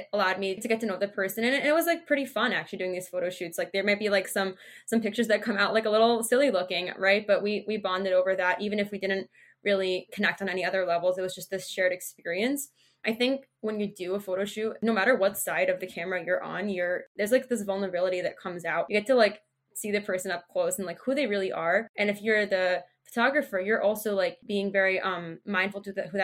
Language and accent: English; New Jersey, United States; also born or lived in Massachusetts; I'm from New Jersey. I was actually born in Massachusetts, but I've lived in New Jersey for most of my life